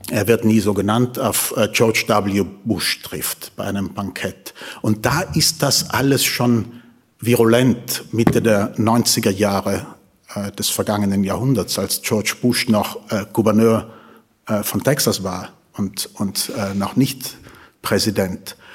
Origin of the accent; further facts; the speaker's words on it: Tyrol, Austria; Wollen Sie, wollen Sie wirklich, dass ich als Tiroler spreche?